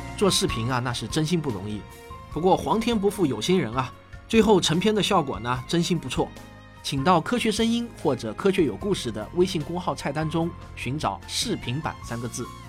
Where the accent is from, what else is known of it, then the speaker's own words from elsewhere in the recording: China; 我们中国人从未想到研究一下这些骨头